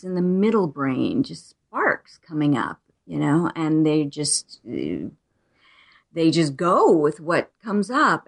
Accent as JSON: {"language": "English", "region": "Arizona", "country": "United States", "tie": "born or raised there", "said": "I was born in Arizona. I still live here"}